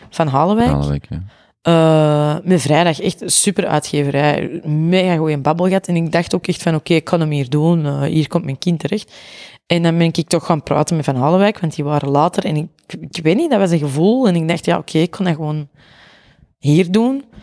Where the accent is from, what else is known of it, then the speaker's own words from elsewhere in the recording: Antwerp, Belgium; Dat komt sowieso deels door mijn accent. Dat is gewoon zo. Antwerpenaren komen heel arrogant over.